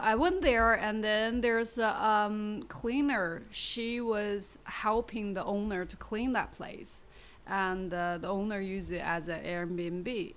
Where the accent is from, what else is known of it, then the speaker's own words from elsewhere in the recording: Baoding, Hebei, China; English is a second language; also born or lived in Beijing / Shanghai; now in Shenzhen, China; I come from Baoding. You know, it's a small city.